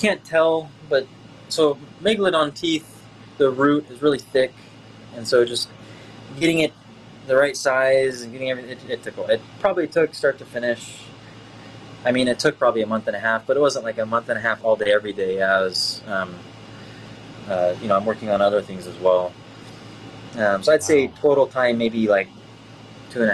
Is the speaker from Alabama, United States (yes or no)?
no; Oahu, Hawaii, United States; moved away as an adult; now in Texas, United States; I'm from Oahu originally, but I stay in Texas now.